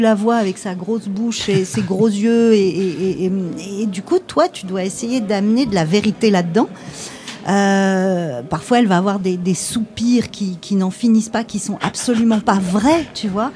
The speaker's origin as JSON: {"language": "French", "country": "France", "said": "on est français"}